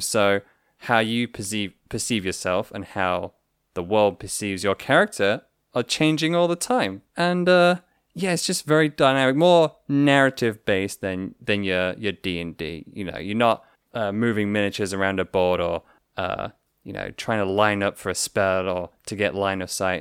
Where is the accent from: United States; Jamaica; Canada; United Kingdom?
United Kingdom; we're all British here.